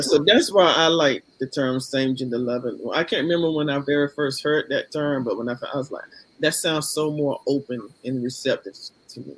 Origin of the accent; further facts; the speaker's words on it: Columbus, Georgia, United States; now in Smyrna, United States; from Columbus, Georgia, currently living in um, Smyrna, Georgia